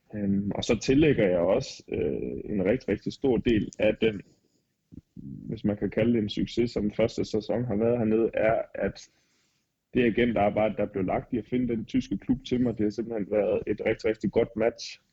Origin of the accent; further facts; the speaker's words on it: Denmark; moved away as an adult; now in Regensburg, Germany; hjemme i Danmark